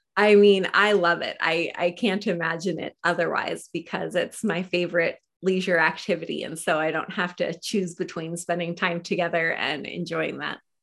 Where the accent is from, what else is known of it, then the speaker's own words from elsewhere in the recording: Portland, Oregon, United States; I grew up here in Portland, Oregon